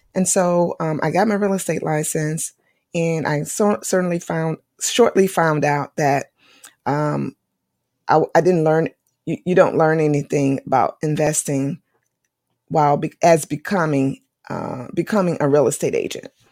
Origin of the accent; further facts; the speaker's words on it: North Carolina, United States; North Carolina because thi-, this is my home state